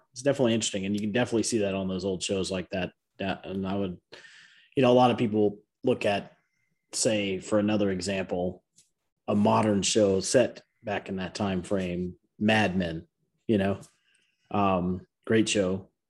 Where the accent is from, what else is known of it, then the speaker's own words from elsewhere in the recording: DeKalb County, Georgia, United States; I grew up in DeKalb County